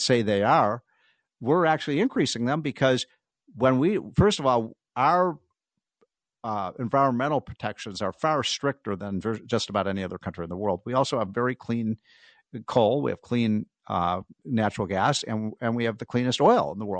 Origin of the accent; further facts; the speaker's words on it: Chicago, Illinois, United States; I'm from Chicago